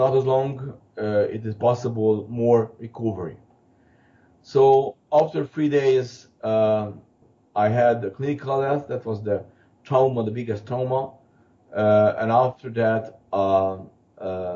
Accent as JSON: {"language": "English", "country": "Hungary", "tie": "born or raised there", "moved": "as an adult", "lives_now": "Vancouver, Canada", "said": "I was growing up in Hungary"}